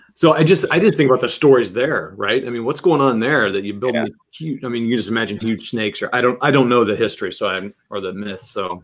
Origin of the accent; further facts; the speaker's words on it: Kansas, United States; moved away; I'm from Kansas originally, and the Flint Hills and all that, and it's just a vast ocean of, you know, field. That's, I mean, grassland.